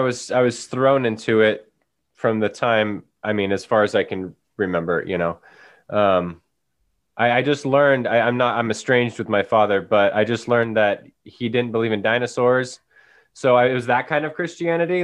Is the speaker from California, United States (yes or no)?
yes; Paradise, California, United States; now in Chico, United States; we had that fire a couple years ago that burnt down my hometown, um, Paradise, California